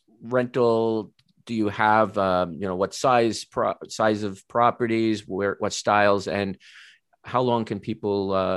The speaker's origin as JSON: {"language": "English", "town": "New York City", "region": "New York", "country": "United States", "tie": "born or raised there", "moved": "yes", "lives_now": "Toronto, Canada", "said": "I'm up in the Toronto area myself, though I was originally from New York. I did all my schooling in New York City."}